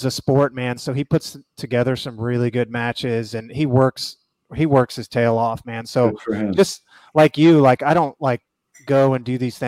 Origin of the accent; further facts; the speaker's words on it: Kansas, United States; moved away as an adult; now in Missouri, United States; that is my birthplace